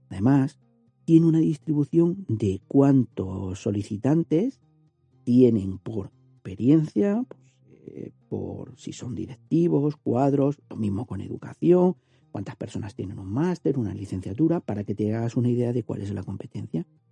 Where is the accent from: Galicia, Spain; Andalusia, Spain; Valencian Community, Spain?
Andalusia, Spain; soy andaluz